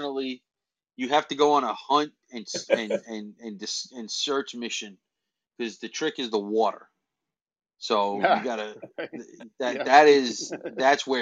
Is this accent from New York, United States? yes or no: yes; Queens and Long Island, New York, United States; also born or lived in Tempe, Arizona; I live on Long Island, and I, you know, spent most of my life here between Queens and Long Island